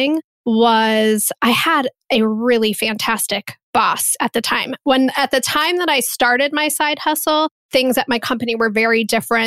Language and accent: English; Columbus, Ohio, United States; here in my hometown of Columbus, Ohio